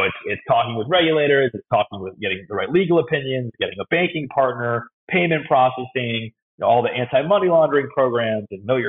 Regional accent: New York, United States; I grew up in New York

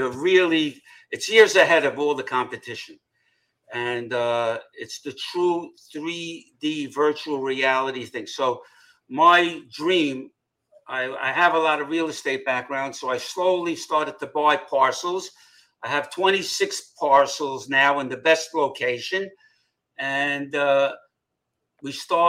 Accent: New York City, New York, United States; also born or lived in Manhattan; I was born in Brooklyn, and I moved to Manhattan when I was 18

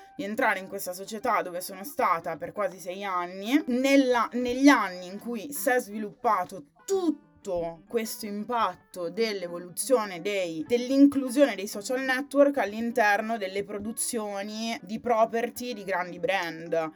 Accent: Sondrio, Lombardy, Italy; now in Milan, Italy; Non sono molto felice di essere nata a Sondrio, però sono nata lì

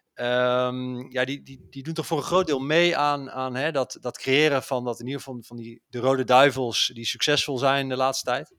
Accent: Netherlands; als Nederlander

